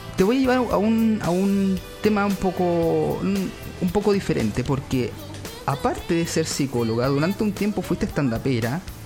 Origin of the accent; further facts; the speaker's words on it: Futrono, Los Ríos, Chile; yo vengo de Futrono. Futrono es eh, región de los ríos, Valdivia